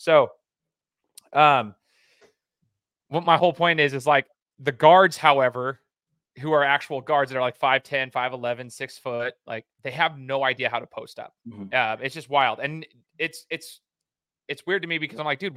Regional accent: Idaho, United States; I'm from Idaho. We're coaching in Idaho

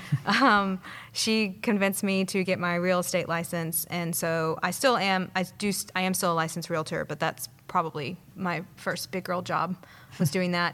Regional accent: Madison, Alabama, United States; also born or lived in Savannah, Georgia; grew up here, though. Well, Madison

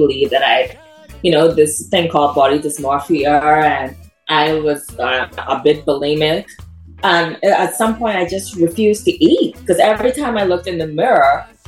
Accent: Freeport, Grand Bahama, Bahamas; my hometown in Freeport, Grand Bahama

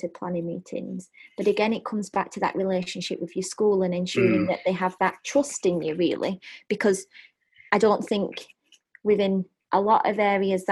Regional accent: United Kingdom; we're typically British

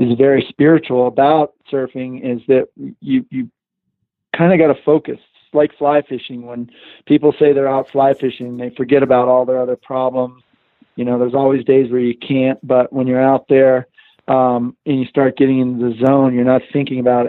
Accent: East Coast, United States; I grew up surfing in the East Coast

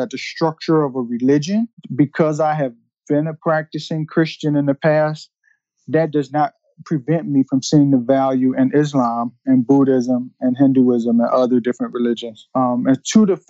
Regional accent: Detroit, Michigan, United States; moved away; I grew up in Detroit during the time when it was the murder capital of the world

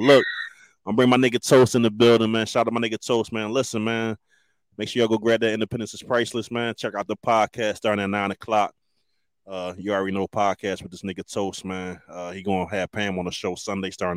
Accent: Philadelphia, Pennsylvania, United States; I'm from Philly

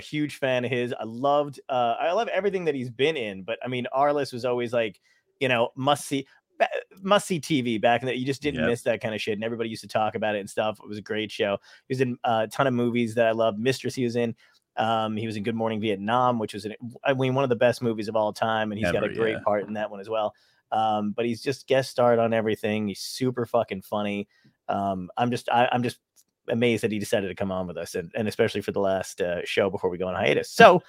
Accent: Brooklyn, New York, United States; So half my family, majority of my family is from Brooklyn. You know, I'm from Brooklyn, and so they're Trump people.

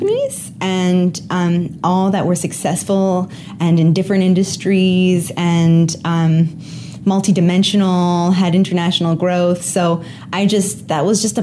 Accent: Canada; I'm a Canadian hanging out in Omaha today.

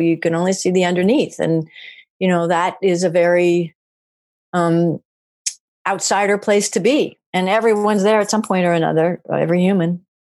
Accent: Maryland, United States; I'm from Maryland, which is just on the cusp of the American South.

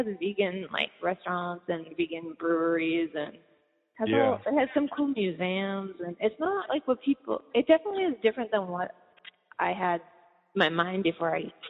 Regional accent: East Coast, United States; also born or lived in California; I grew up on the East Coast. And then I lived a huge chunk of my life in California, like mostly San Francisco and then the Bay Area.

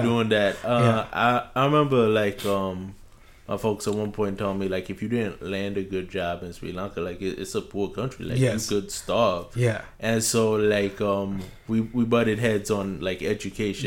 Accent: New York City, New York, United States; I grew up in Flatbush, which is a mostly like West Indian and South Asian area

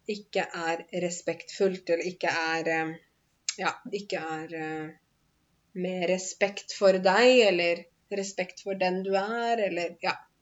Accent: Norway; selv om jeg er norsk, og selv om jeg er norsklærer til og med

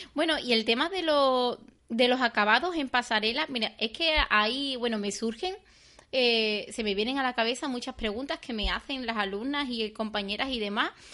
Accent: Seville, Andalusia, Spain; en mi pueblo. Aquí en Sevilla

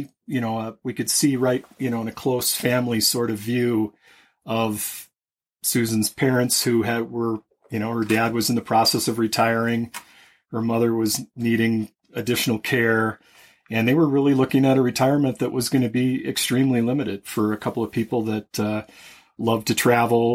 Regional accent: Minnesota, United States; moved away; I grew up in Minnesota

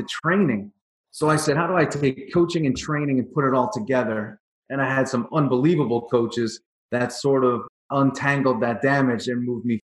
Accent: New York, United States; I grew up in New York

